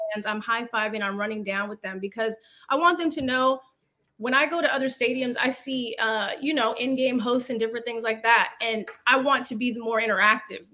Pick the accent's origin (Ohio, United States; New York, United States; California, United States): California, United States; Fremont; moved away as an adult; also born or lived in Hayward, California / Los Angeles; I grew up in Fremont